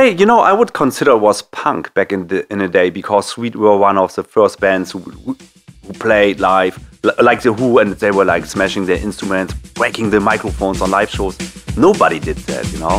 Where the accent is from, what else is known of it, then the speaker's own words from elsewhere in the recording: Bremen, Germany; Brehm, my hometown